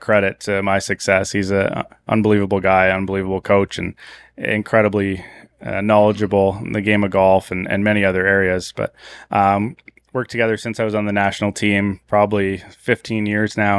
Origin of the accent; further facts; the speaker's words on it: Canada; moved away; growing up in Canada